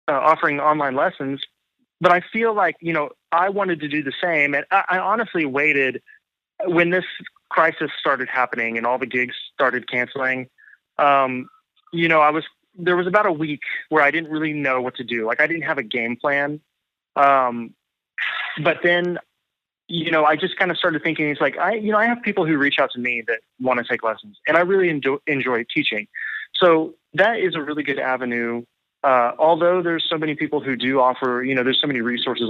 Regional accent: Tulsa, Oklahoma, United States; moved away as an adult; now in Nashville, United States; I'm from Oklahoma

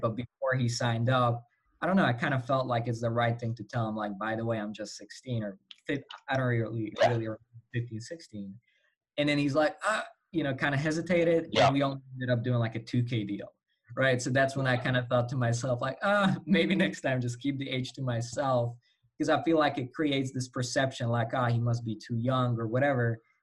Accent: Slovakia; English is a second language; I'm um, from Europe, Slovakia

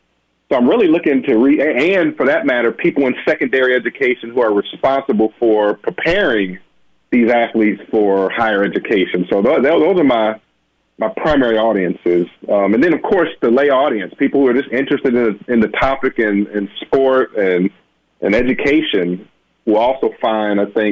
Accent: Benton Harbor, Michigan, United States; as a Black male myself who had hoop dreams and aspirations as a little boy growing up in Benton Harbor, Michigan

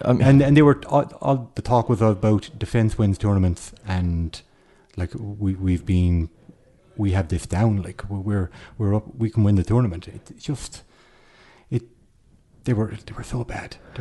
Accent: Kerry, Munster, Ireland; now in Dublin, Ireland; I am from Kerry. I'm like a fish out of water.

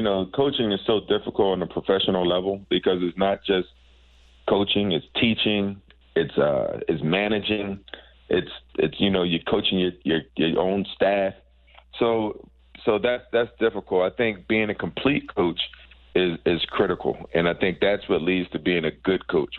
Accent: Philadelphia, Pennsylvania, United States; Philadelphia, growing up in Philly, playing in the Sunny Hill League

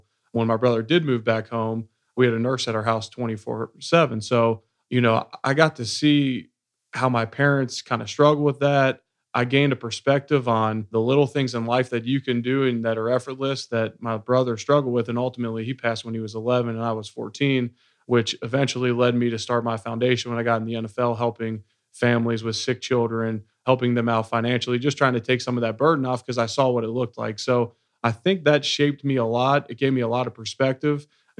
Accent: Cincinnati, Ohio, United States; Yeah, so I grew up in Cincinnati, Ohio, working class family.

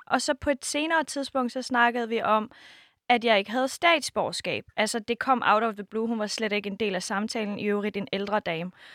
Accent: Denmark; min opvækst i Danmark for sytten år siden til faktisk nu

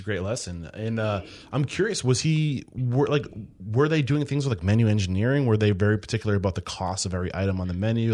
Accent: Exeter, New Hampshire, United States; I'm from New, the Exeter side

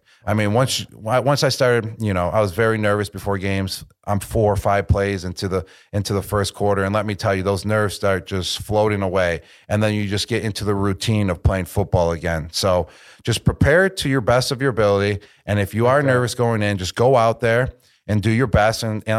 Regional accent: Buffalo, New York, United States; We're from Buffalo.

